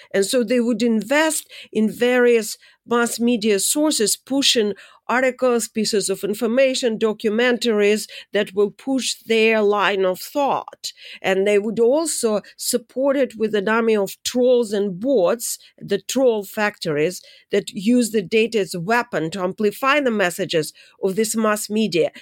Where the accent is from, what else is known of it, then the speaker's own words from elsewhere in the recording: Saint Petersburg, Russia; moved away; I'm from Saint Petersburg